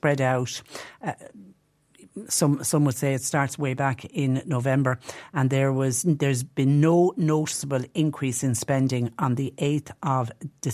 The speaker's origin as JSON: {"language": "English", "area": "Tipperary", "region": "Munster", "country": "Ireland", "tie": "born or raised there", "said": "growing up in Tipperary"}